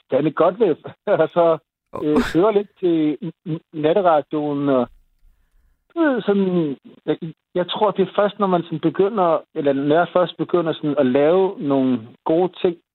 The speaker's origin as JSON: {"language": "Danish", "country": "Denmark", "said": "Jamen, det er utroligt, at vi er nogle danskere, der er lige lidt ældre end, end"}